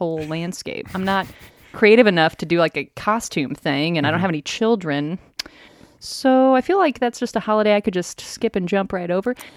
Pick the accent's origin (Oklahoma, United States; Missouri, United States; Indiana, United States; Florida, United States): Missouri, United States; I'm from Missouri